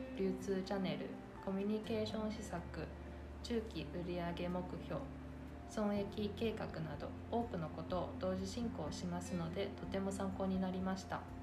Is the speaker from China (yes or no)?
yes; China; also born or lived in Hangzhou; now in Japan; 私は中国の広州出身です